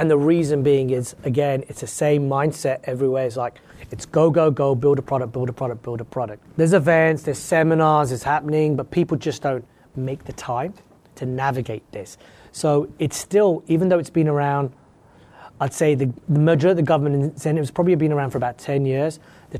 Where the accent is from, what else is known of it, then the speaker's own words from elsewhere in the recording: West Coast, United States; So like, I'm from the West Coast, I'm 20 minutes from the border where I live.